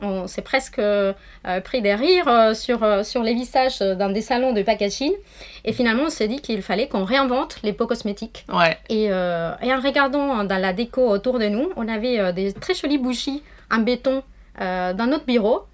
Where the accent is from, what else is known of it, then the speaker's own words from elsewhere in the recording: Argentina; accent: Argentine; French is a second language; moved away; je suis euh, argentine, d'où mon petit accent qui vient du sud